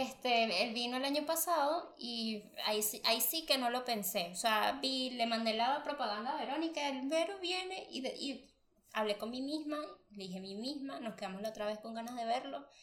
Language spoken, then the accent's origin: Spanish; Venezuela; moved away; Allá en Venezuela